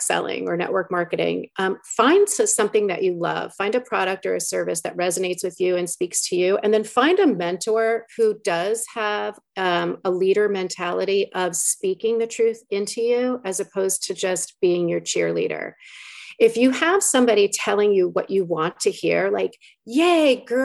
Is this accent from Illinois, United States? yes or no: no; New York, United States; I'm from New York